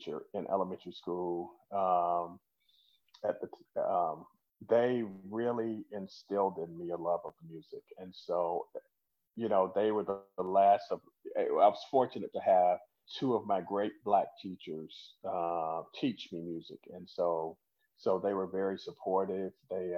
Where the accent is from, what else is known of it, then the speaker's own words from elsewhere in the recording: Winter Haven, Florida, United States; also born or lived in Apalachicola, Florida; I moved to Central Florida to a town called Winter Haven. So I grew up in Winter Haven